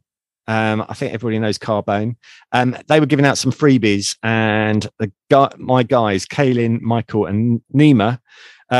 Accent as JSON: {"language": "English", "region": "England", "country": "United Kingdom", "accent": "English", "said": "my English accent"}